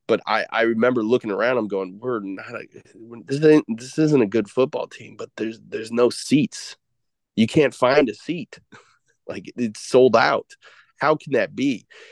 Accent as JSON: {"language": "English", "region": "Illinois", "country": "United States", "said": "I'm from Illinois"}